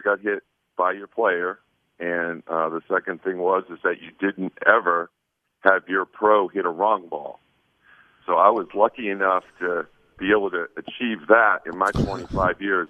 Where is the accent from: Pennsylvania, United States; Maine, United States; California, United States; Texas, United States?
Maine, United States; Portland; now in Vancouver, United States; I grew up in Maine, Portland, Maine. So you know, I was born there, and now, ironically, I live right outside of Portland, Oregon, actually in Vancouver, Washington